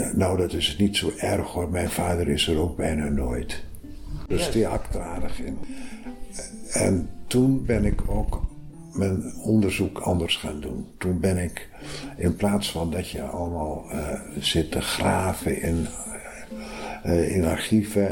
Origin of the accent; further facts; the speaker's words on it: Groningen, Netherlands; moved away as an adult; now in Amsterdam, Netherlands; Ik kom heel reusachtig uit Groningen